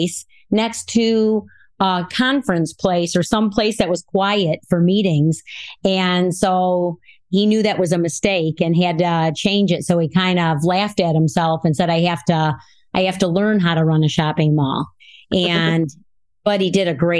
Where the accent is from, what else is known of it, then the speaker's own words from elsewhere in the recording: Rockford, Illinois, United States; I'm from Rockford, Illinois, and I was born and raised here in Rockford